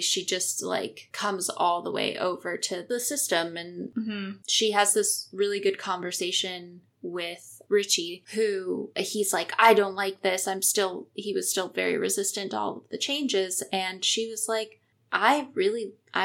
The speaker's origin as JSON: {"language": "English", "town": "Chicago", "region": "Illinois", "country": "United States", "tie": "born or raised there", "also_born_or_lived": "Naperville, Illinois", "said": "I grew up in Illinois. I grew up kind of in the Chicago area"}